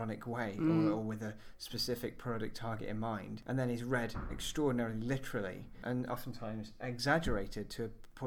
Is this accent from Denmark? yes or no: no; United Kingdom; as British viewers